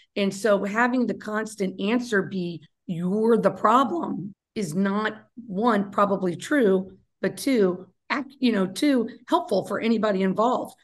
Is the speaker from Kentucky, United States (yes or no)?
yes; Kentucky, United States; I'm from Kentucky